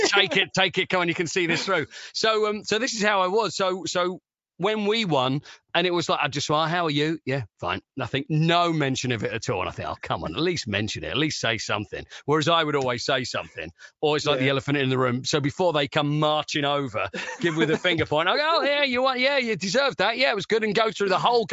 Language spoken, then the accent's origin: English; Romford, East of England, United Kingdom; I grew up in Essex